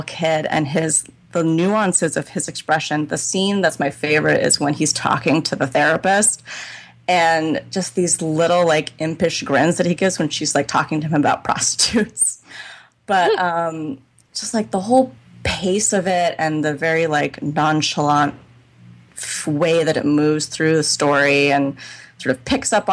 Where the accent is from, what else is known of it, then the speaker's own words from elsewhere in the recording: Northern California, United States; moved away as an adult; also born or lived in New York; I was from Northern California